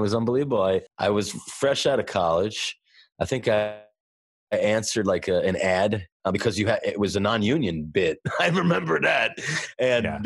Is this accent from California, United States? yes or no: no; New York City, New York, United States; I'm from Brooklyn